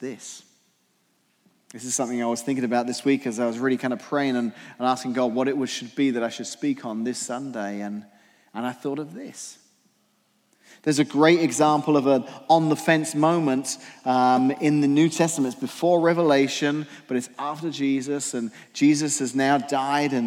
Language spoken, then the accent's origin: English; England, United Kingdom; moved away; I'm English